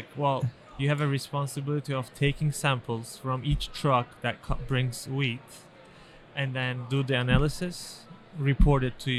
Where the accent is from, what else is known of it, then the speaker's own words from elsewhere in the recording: Turkey; moved away as an adult; now in Miami, United States; I'm Turkish.